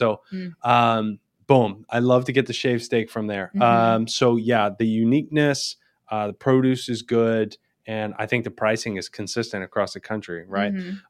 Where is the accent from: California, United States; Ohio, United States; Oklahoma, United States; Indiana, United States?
Oklahoma, United States; And the reason being is that I'm from Oklahoma.